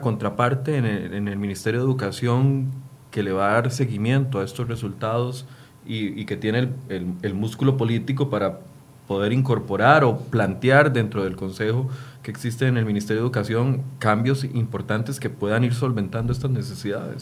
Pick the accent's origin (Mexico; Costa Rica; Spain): Costa Rica; como costarricense